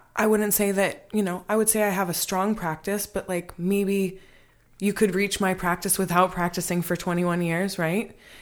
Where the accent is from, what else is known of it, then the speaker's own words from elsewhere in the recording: Michigan, United States; also born or lived in Hawaii; now in Los Angeles, United States; Michigan. I'm from